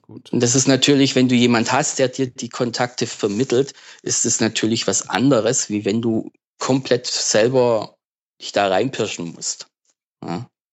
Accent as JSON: {"language": "German", "area": "das Ländle", "region": "Baden-Württemberg", "country": "Germany", "said": "ich komme halt aus dem Ländle, ne? Äh, Süddeutschland aus dem Ländle."}